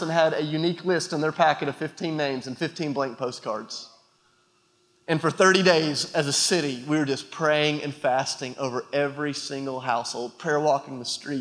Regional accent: United States; also born or lived in Nashville, Tennessee; I'm an American

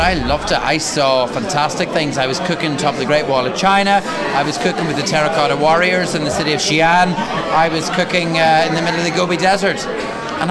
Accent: County Armagh, Northern Ireland, United Kingdom; Growing up in County Armagh, and I grew up in the middle of Orchard County

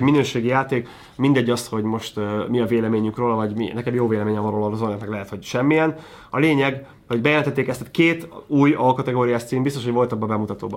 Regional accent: Hungary

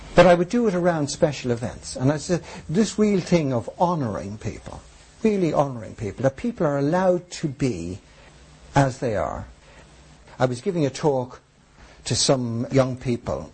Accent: Ireland

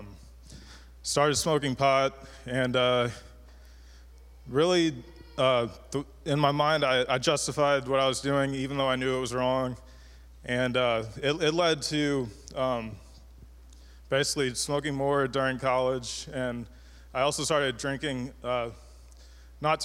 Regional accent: Cape Girardeau, Missouri, United States; I'm from Cape Girardeau, Missouri

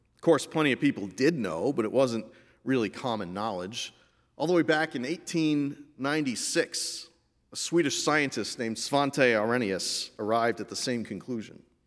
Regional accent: Meriden, Connecticut, United States; I grew up in Meriden, Connecticut, just as my mother did before me.

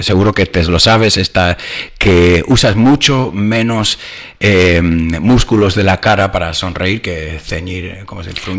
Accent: United States

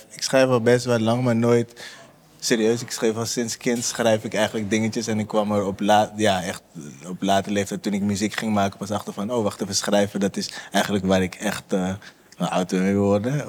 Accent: Amsterdam, North Holland, Netherlands; ik kom uit de Bijlmer, ja. Ik kom uit de Bijlmer.

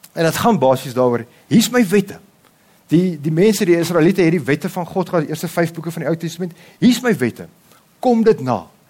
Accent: South Africa; ek my vrou, ons is volbloed Afrikaners

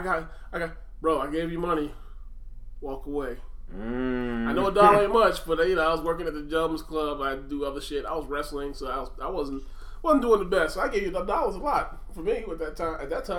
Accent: New Jersey, United States; now in Pennsylvania, United States; I grew up in Jersey, and then I went back to Pennsylvania.

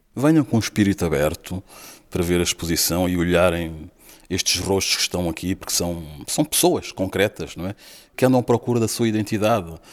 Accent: Mozambique; now in Porto, Portugal; sou natural de Moçambique

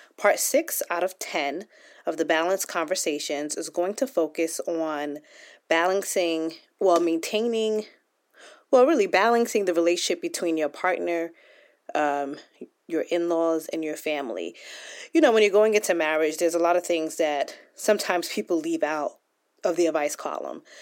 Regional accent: United States; I was born here in the United States and my parents came from Nigeria, so I'm first generation. And so growing up in the United States

